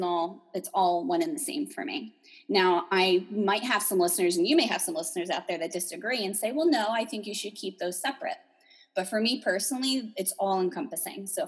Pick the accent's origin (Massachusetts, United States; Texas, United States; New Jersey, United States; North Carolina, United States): New Jersey, United States; I'm from New Jersey